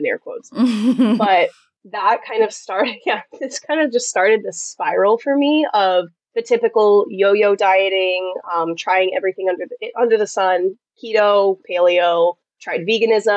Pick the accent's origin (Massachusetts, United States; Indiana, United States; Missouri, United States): Massachusetts, United States; moved away as an adult; also born or lived in South Carolina; I'm from Massachusetts, which is very northern United States culture.